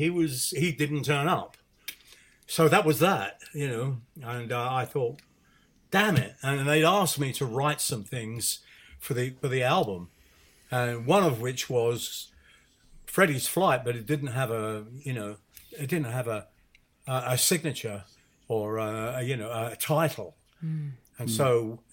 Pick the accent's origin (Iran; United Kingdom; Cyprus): United Kingdom; being a British musician, and particularly coming from the jazz side